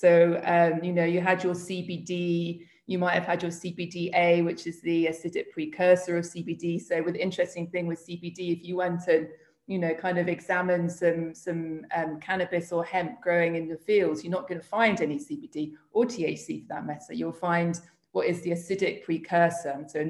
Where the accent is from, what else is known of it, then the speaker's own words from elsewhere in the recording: United Kingdom; also born or lived in Spain; So I am British, and I suppose that, you know, I very much sort of across what's happening in the UK